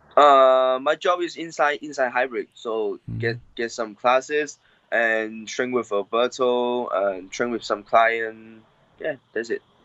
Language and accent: English; Hong Kong; I grew up in Hong Kong, and I uh, born in Hong Kong